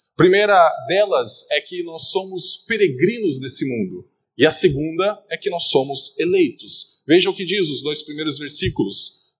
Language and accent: Portuguese; Brazil; Nós somos brasileiros